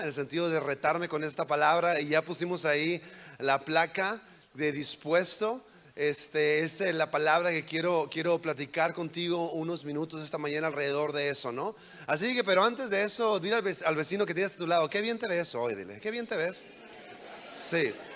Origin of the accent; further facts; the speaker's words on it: on the border with California, Baja California, Mexico; moved away as an adult; also born or lived in United States / Virginia; crecí en, en México, en la frontera con California, en México